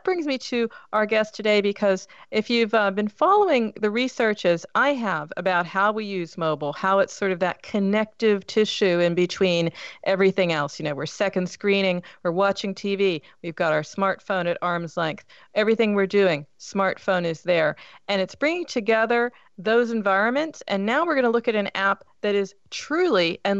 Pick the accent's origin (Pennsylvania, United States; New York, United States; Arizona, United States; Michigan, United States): Pennsylvania, United States; Pittsburgh; moved away; I come from Pittsburgh, so it's Steeler country, right, originally